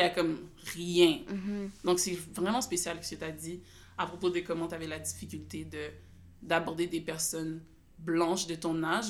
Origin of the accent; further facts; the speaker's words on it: Gatineau, Quebec, Canada; je suis née à Gatineau, l'hôpital de Gatineau